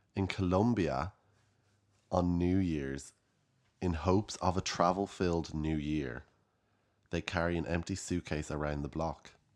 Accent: Ireland; as Irish people

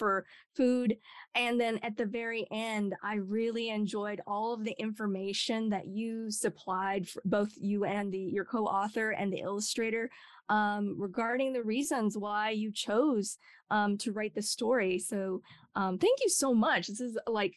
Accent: Idaho, United States; I grew up in Idaho, of all places

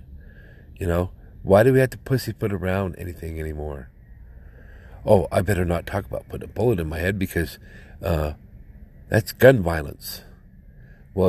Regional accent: United States; I'm an American citizen

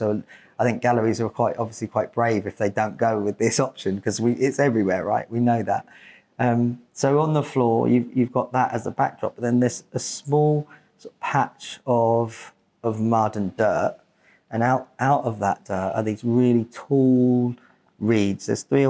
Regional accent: Portsmouth, South East England, United Kingdom; obviously we're from Portsmouth. Yes. And obviously this is our gallery of our city, and so, but we've both grown up here

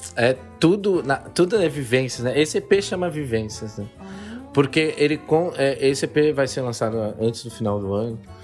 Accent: Gaúcho, Rio Grande do Sul, Brazil; eu sou gaúcho

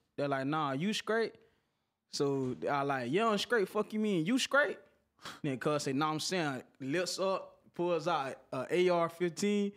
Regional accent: Pompano Beach, Florida, United States; I'm from Broward County, but I'm from Pompano Beach

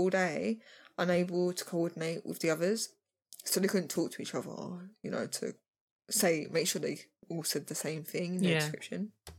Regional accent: Kentucky, United States; I'm from Kentucky.

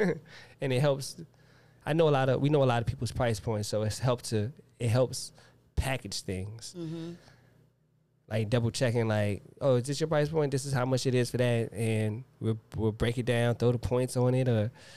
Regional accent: the South, United States; I'm from the South. I'm going to have to go ….

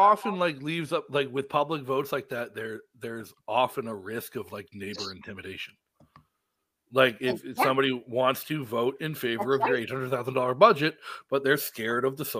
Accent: Massachusetts, United States; now in New Hampshire, United States; when I grew up in Massachusetts, I participated in the RTM, representative town meeting.

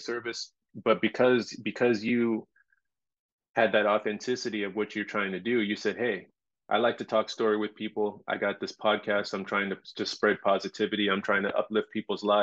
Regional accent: Los Angeles, California, United States; moved away as an adult; now in Maui, United States; I came here 18 years ago. I'm from Los Angeles

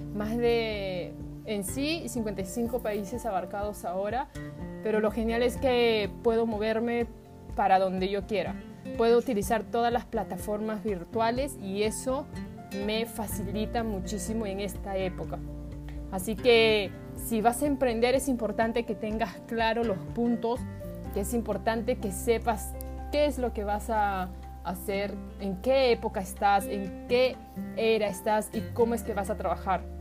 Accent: Peru; moved away as an adult; also born or lived in Japan; Yo soy peruana, eh, tengo descendencia japonés

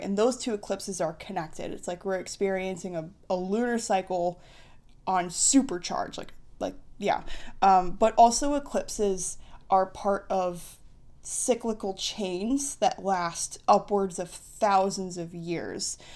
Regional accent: United States; I'm an American. Well, I've always, I'm an American

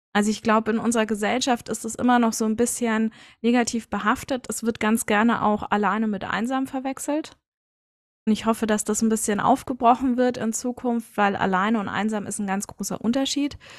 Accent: Munich, Bavaria, Germany; ich bin ein Münchner Kinde, also tatsächlich in München geboren, aufgewachsen und geblieben

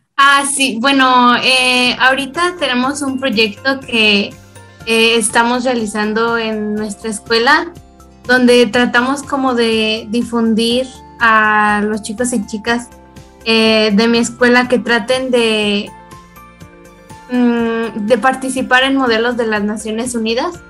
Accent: Guanajuato, Mexico; soy de Guanajuato, México

